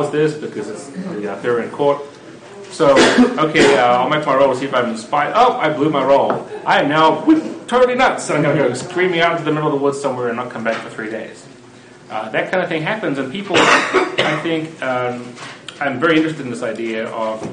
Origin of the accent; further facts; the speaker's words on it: New Zealand; moved away as an adult; now in United States; I grew up in New Zealand